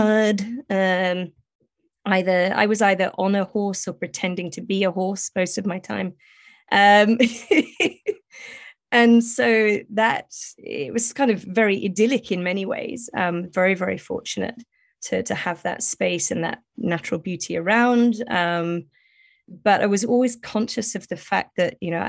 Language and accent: English; United Kingdom; accent: British; also born or lived in South East England / Scotland; growing up in very, very rural Southeast England for the first half of my childhood, and then very, very rural Northeast Scotland for the second half of my childhood